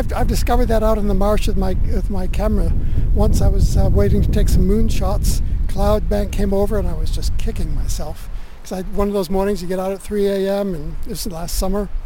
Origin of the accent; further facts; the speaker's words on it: New England, United States; also born or lived in Australia; now in St Leonards-on-Sea, United Kingdom; I was born in the US, raised in New England. I'm Australian